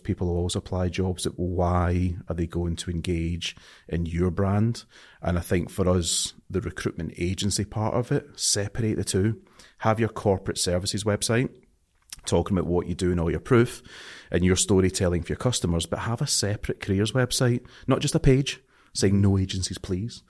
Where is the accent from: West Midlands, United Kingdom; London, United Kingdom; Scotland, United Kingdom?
Scotland, United Kingdom; accent: Scottish; I'm too Scottish to, my, my accent's too strong